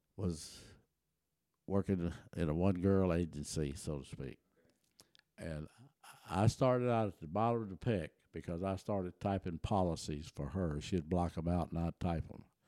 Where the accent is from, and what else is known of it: Taylor, Texas, United States; born or raised there; first language German; English is a second language; also born or lived in Germany